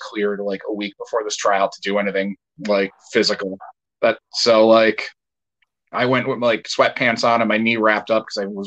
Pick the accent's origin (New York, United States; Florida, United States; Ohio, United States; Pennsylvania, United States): Pennsylvania, United States; Dunmore; I'm originally from Dunmore, which is, like, near Scranton